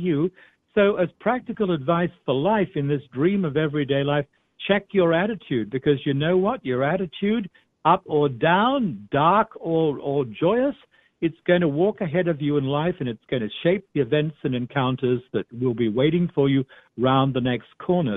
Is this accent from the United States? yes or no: no; Australia; I'm Australian